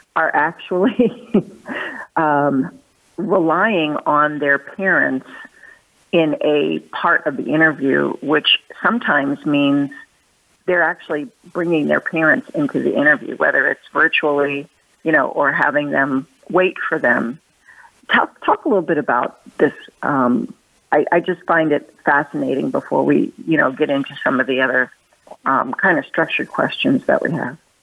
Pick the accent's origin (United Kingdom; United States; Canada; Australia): United States; Philadelphia, Pennsylvania; my hometown in Philadelphia